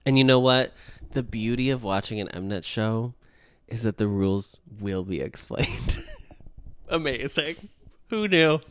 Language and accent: English; United States; I, as an American